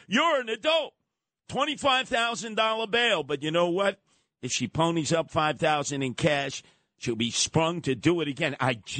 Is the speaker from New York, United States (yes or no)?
yes; New York, United States; I've known cops since I was growing up in Nassau County.